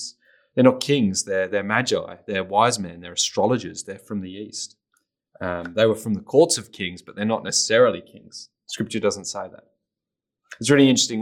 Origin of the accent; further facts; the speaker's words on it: England, United Kingdom; I grew up in England, very post-Christian culture